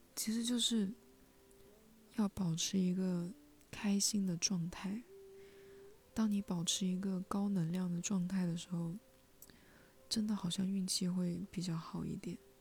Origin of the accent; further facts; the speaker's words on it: Hunan, China; 我是湖南人